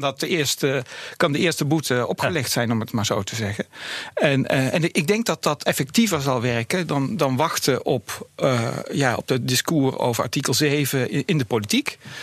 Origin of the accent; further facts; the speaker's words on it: Breda, North Brabant, Netherlands; in Breda, waar ik vandaan kom